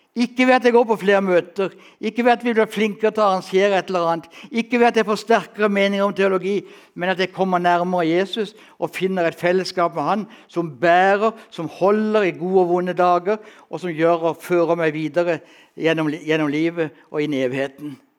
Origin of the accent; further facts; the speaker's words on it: Kristiansand, Agder, Norway; Født og oppvokst i Kristiansand